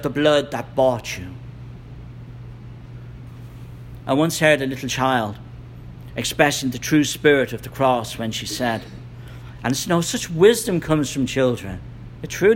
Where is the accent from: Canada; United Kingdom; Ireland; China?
Ireland; I'm from Ireland